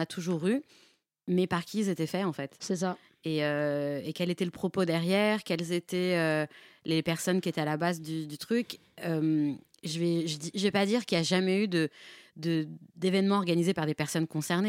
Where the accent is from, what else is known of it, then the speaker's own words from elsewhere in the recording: Nanterre, Île-de-France, France; je viens de Nanterre